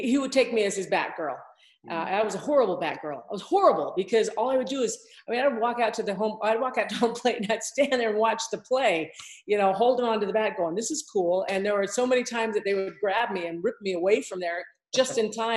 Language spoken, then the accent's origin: English; Provo, Utah, United States; also born or lived in Salt Lake City, Utah; I grew up here in Utah. I grew up in Provo